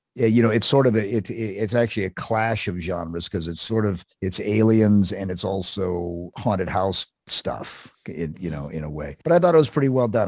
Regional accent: Columbus, Ohio, United States; in Columbus, Ohio, which was where I grew up

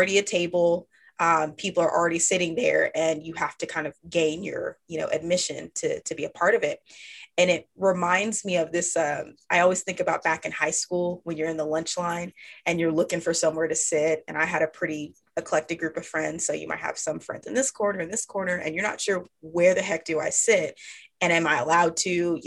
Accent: Dallas-Fort Worth area, Texas, United States; now in Austin, United States; I am a Texas girl born and raised. I currently reside in Austin, Texas, but I grew up in the Dallas-Fort Worth area.

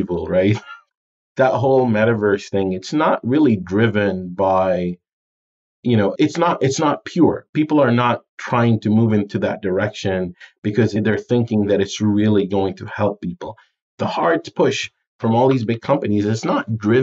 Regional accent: United Arab Emirates; moved away; also born or lived in Jordan; I'm from Jordan in the Middle East, and I grew up in the UAE, Dubai, Abu Dhabi area

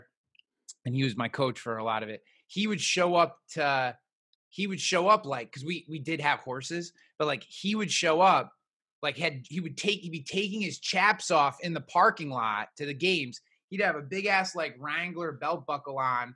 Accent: Albany, New York, United States; we are both from the Albany, New York area. Which is about 2.5 hours north of New York City.

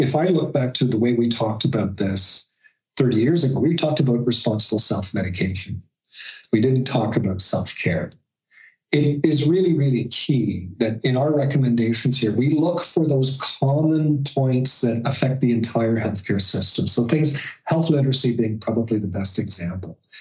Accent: Canada

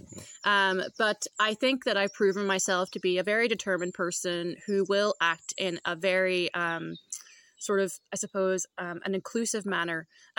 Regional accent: Derry, Northern Ireland, United Kingdom

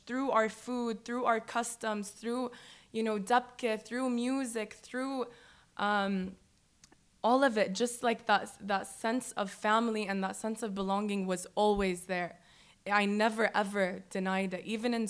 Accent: United States; And I just think, and also because I was raised in the States, we had that freedom of speech. Like, when I was younger and living there

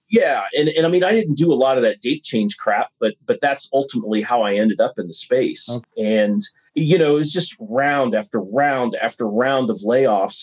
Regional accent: Ohio, United States; moved away as an adult; also born or lived in Montana; I grew up in Ohio got a business degree

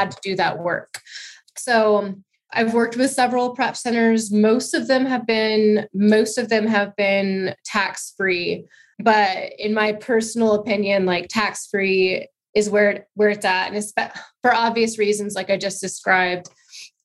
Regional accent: Alaska, United States; I'm from Alaska, so Alaska

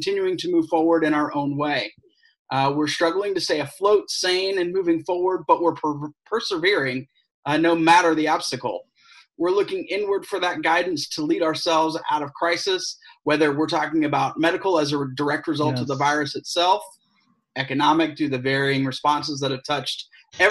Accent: Atlanta, Georgia, United States; now in St. Petersburg, United States; originally from Atlanta

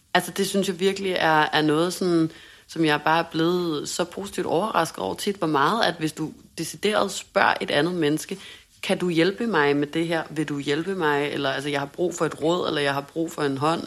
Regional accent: Denmark; moved away as an adult; now in Hamburg, Germany

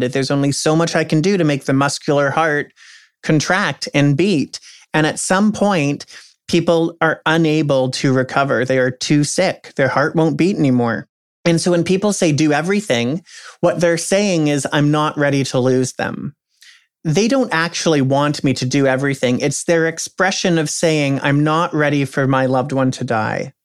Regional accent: Canada; also born or lived in United States; as a Canadian

